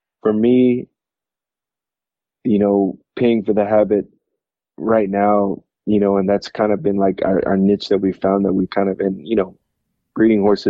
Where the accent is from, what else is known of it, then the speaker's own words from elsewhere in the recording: Utah, United States; moved away as an adult; growing up in Utah, we'd love to be back in Utah